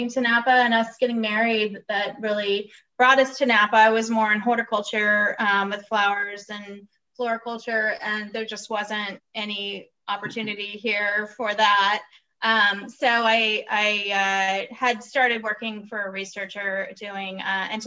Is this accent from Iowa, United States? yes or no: no; San Diego, California, United States; California. Yeah, I grew up in, and we're both uh, Navy. We had both military families. Um, oh, okay. I grew up mostly down in San Diego